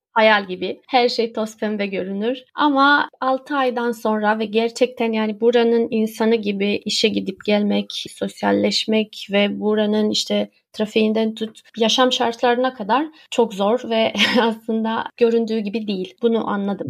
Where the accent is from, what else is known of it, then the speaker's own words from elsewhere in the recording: Romania; moved away as an adult; now in Istanbul, Turkey; Ben Romanya'da yaşıyordum. Romanya'da doğdum aslında. Ben Türk'üm ama ailem orada